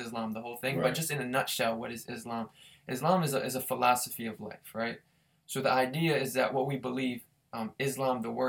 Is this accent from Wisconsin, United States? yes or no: no; Harrisburg, Pennsylvania, United States; moved away as an adult; also born or lived in New York / Philadelphia / Pittsburgh; I grew up in Harrisburg with Thomas here